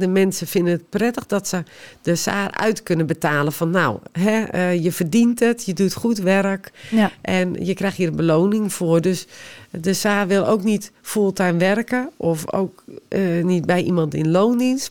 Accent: West Friesland, North Holland, Netherlands; Omdat ik zelf uit West-Friesland kom, ik spreek de taal

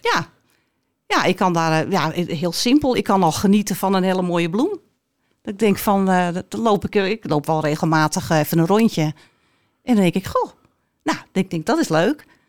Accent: Alkmaar, North Holland, Netherlands; Een echte Alkmaarse, geboren en getogen in Alkmaar. Ik woon mijn leven lang al in Alkmaar.

